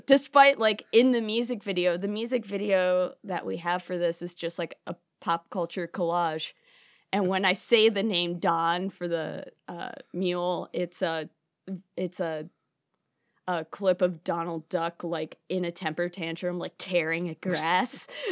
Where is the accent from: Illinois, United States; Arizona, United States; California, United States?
Illinois, United States; Chicago; born and raised in Chicago